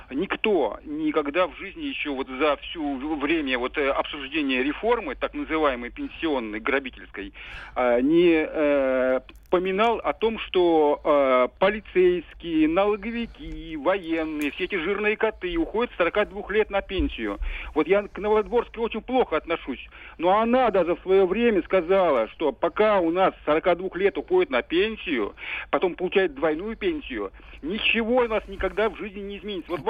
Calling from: Sergiev Posad, Moscow Oblast, Russia

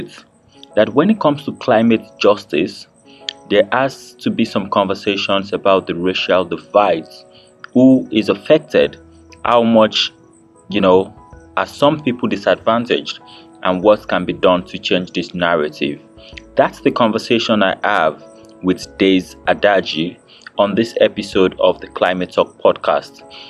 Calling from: Abuja, Federal Capital Territory, Nigeria; And I'm podcasting from Abuja, Nigeria

